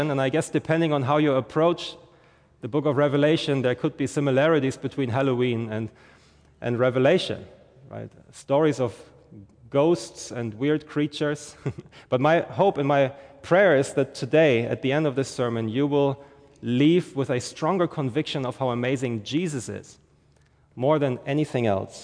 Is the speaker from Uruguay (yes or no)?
no; Germany; moved away as an adult; now in St. Johns County, Florida, United States; I'm originally from Germany, and we moved here 2 years ago